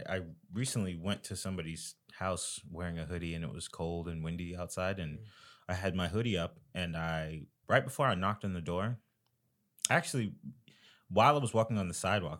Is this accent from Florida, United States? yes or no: yes; Florida, United States; This is a case that happened in Florida. I'm originally from Florida.